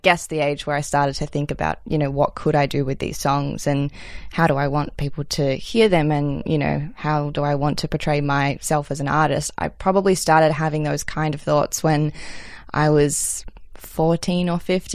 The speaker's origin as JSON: {"language": "English", "town": "Melbourne", "region": "Victoria", "country": "Australia", "tie": "born or raised there", "said": "I grew up in Melbourne. I've actually lived in the same house my whole life"}